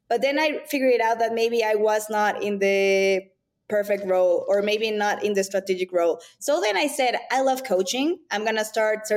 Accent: Mexico City, Mexico; moved away as an adult; also born or lived in New York; I was born and raised in Mexico City. I am Mexican and Latin

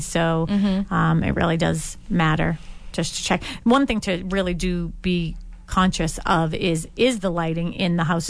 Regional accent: Boston, Massachusetts, United States; growing up on Dorchester Ave with all that cement and everything, sidewalks.

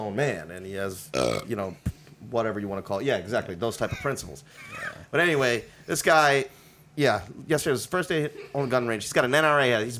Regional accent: India; They speak Hindi. I'm Indian, whatever. It doesn't matter.

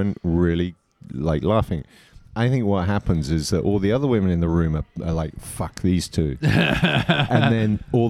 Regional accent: England, United Kingdom; moved away as an adult; now in Switzerland; I grew up in England

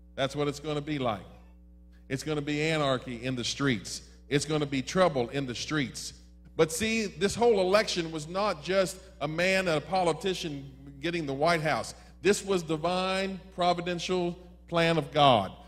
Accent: Maryland, United States; When I was growing up in Maryland, I grew up in the home of Democrats

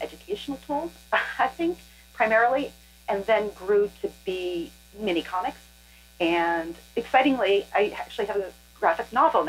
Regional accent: Oklahoma, United States; We are the Creek people. And when I was growing up in Oklahoma, we just say Creek. But that's changed. And now we go by the Muscogee Nation.

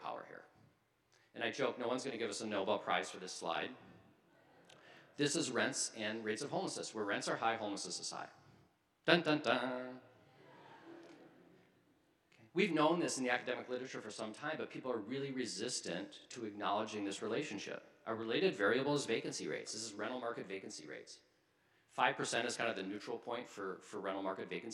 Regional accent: Minnesota, United States; moved away as an adult; also born or lived in New York / Chicago; now in Seattle, United States; I'm from Minnesota. I've lived in New York, I've lived in Chicago, I've lived in Minneapolis, I've lived in Seattle, but I consider myself a Minnesotan. This is where I was raised.

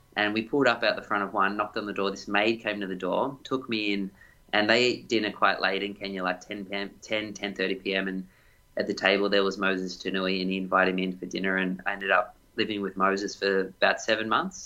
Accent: Doncaster, Victoria, Australia; also born or lived in Ballarat; growing up in Doncaster was a hilly sort of place to run.

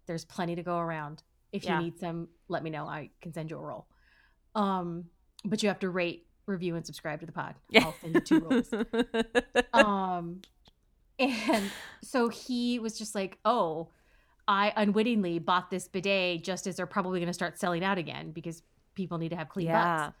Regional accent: United States; I'm an American and we are woefully behind in bidet technology, bidet culture, bidet life.

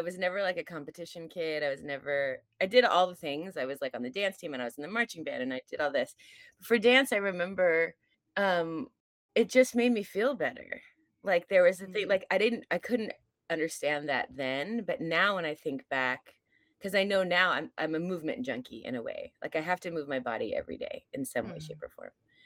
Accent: California, United States; moved away; I'm from California originally

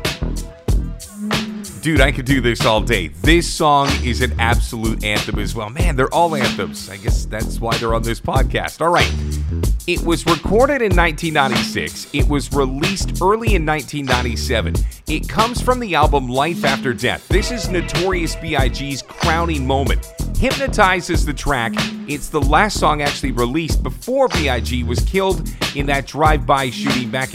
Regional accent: Toronto, Ontario, Canada; As a kid growing up in Toronto

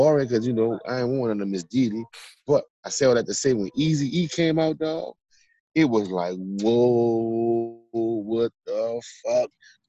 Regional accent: California, United States; born there; And so, look, I was born in California, right?

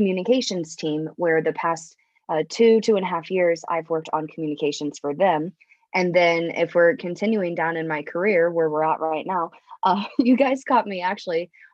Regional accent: Riverside, Iowa, United States; I grew up in Southeast Iowa on my family's farm

